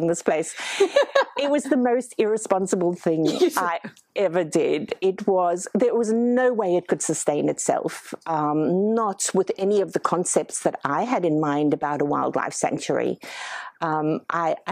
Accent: South Africa; now in Australia; I come from South Africa.

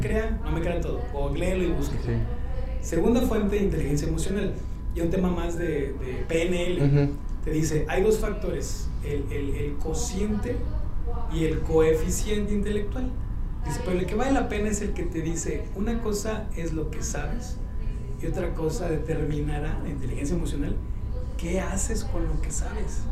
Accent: Mexico; como mexicano

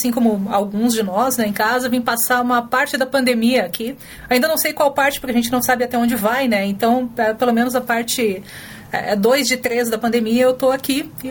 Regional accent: Paraná, Brazil; also born or lived in Brasília / Mato Grosso / Rondônia / Rio de Janeiro; Eu sou paranaense, eu morei no Brasil, é, em muitos lugares do Brasil. Meu pai trabalhava no Banco do Brasil, então Brasília muito tempo, Mato Grosso, Rondônia, Rio

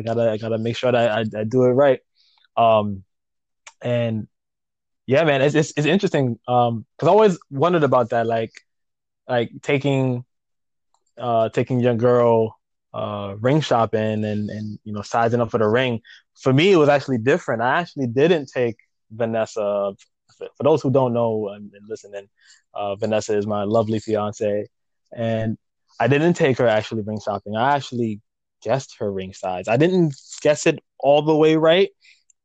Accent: New York City, New York, United States; also born or lived in Queens; I was born in Brooklyn, but I'm actually in Queens.

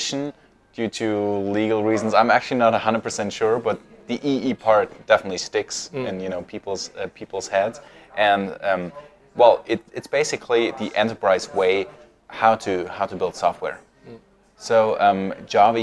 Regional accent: Munich, Bavaria, Germany; moved away as an adult; now in Vienna, Austria; I am from Germany, born and raised in Munich, and now I live in Vienna

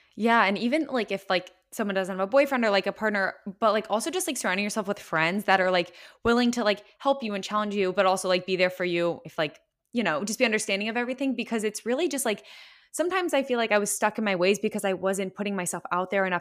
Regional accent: West Chester, Pennsylvania, United States; I'm from Westchester, Pennsylvania

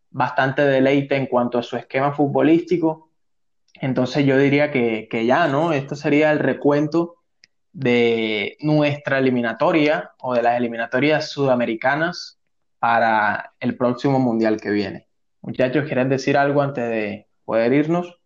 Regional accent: Colombia; ciudadano colombiano

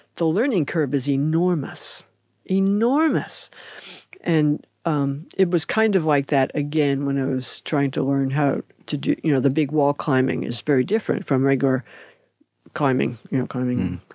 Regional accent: New York City, New York, United States; moved away as an adult; also born or lived in France / Japan / Southern California / Northern California; now in West Sacramento, United States; growing up in New York City

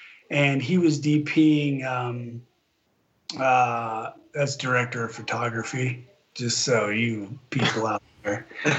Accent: Seattle, Washington, United States; moved away as an adult; now in Los Angeles, United States; I grew up in Seattle, up in the Northwest in Washington.

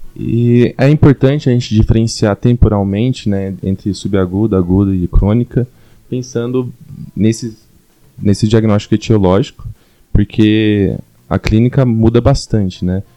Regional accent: Cuiabá, Mato Grosso, Brazil; moved away as an adult; now in São Paulo, Brazil; Sou de Cuiabá, fiz, vim para São Paulo fazer a residência

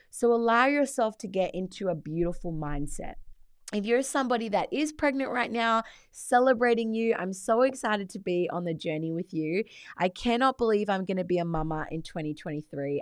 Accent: Australia; although I am Australian, my background is Italian

